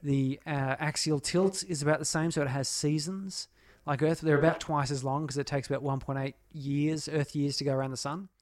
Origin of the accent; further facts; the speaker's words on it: Australia; portraying myself as an Australian